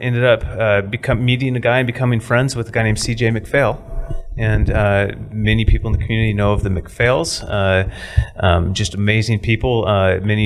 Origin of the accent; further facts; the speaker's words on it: Klamath Falls, Oregon, United States; also born or lived in San Jose, California; now in Medford, United States; I grew up in Klamath Falls.